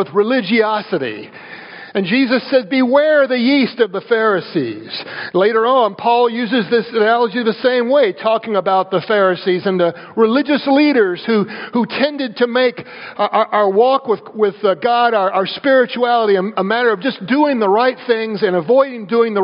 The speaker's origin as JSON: {"language": "English", "region": "the South", "country": "United States", "tie": "born or raised there", "said": "I grew up in the South"}